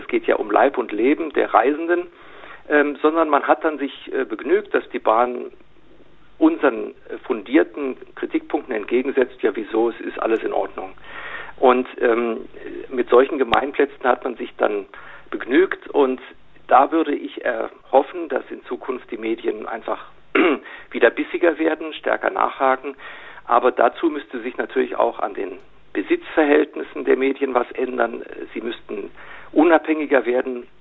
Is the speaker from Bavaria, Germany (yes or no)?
yes; Munich, Bavaria, Germany; als Münchner